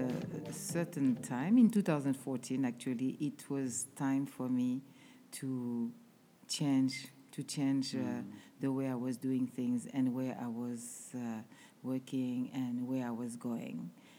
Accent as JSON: {"language": "English", "country": "Guadeloupe", "also_born_or_lived": "Paris, France", "moved": "yes", "lives_now": "Zimbabwe", "said": "Because I'm from Caruquera, which is Guadeloupe in the French Caribbean."}